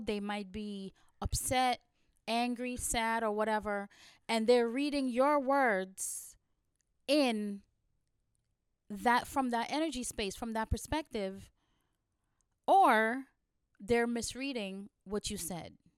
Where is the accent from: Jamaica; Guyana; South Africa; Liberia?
Guyana; now in New York, United States; I was born in Guyana, and I grew up in a very small village in the eighties